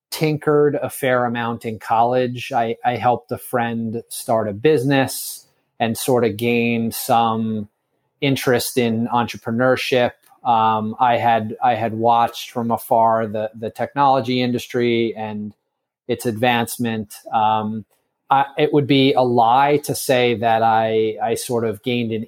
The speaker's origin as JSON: {"language": "English", "area": "Bergen County", "region": "New Jersey", "country": "United States", "tie": "born or raised there", "lives_now": "New York City, United States", "said": "I am from Bergen County, New Jersey. I was sort of born and raised a little bit outside of New York City"}